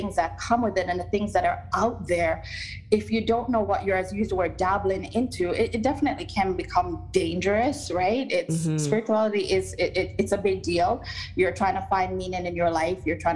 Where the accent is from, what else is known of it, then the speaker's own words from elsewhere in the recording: Jamaica; moved away; even as a young person growing up in Jamaica